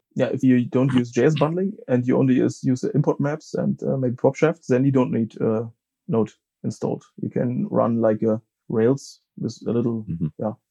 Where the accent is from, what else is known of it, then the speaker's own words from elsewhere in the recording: Frankfurt, Hesse, Germany; I'm from uh, Germany, Frankfurt am Main